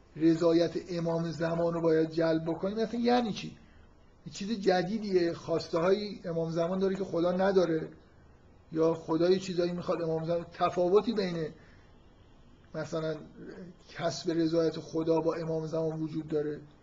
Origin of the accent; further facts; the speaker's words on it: Iran; در ایران که ما متولد شدیم